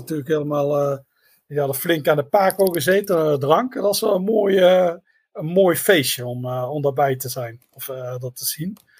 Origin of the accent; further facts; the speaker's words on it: Netherlands; we zijn helemaal uit Nederland